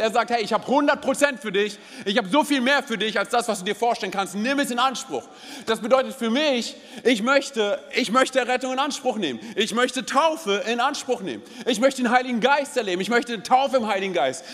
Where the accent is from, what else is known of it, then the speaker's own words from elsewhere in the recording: Berlin, Germany; ich bin gebürtiger Berliner.